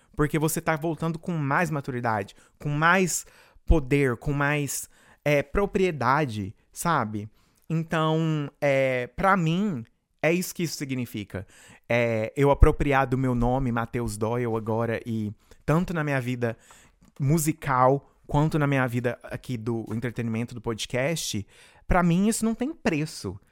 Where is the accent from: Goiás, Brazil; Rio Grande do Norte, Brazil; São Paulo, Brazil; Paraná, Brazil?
Goiás, Brazil; Rio Verde; moved away as an adult; now in United States; eu comecei lá em Rio Verde, Goiás, da onde eu venho